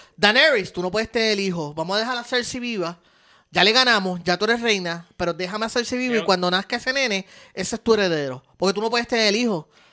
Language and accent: Spanish; Puerto Rico; Estos somos boricuas